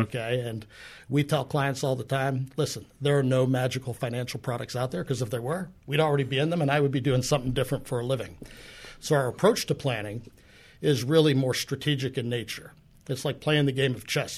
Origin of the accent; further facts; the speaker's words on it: New Jersey, United States; moved away as an adult; now in Pittsburgh, United States; I'm actually from New Jersey